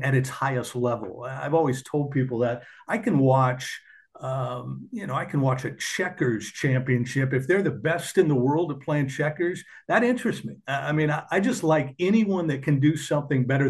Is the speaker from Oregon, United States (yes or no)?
yes; Portland, Oregon, United States; I grew up in Portland, Oregon